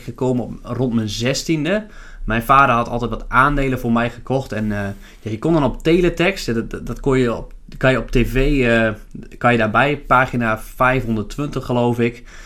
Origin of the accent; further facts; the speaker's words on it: Lemelerveld, Overijssel, Netherlands; now in Zwolle, Netherlands; Ik eh, ben geboren in Lemelenveld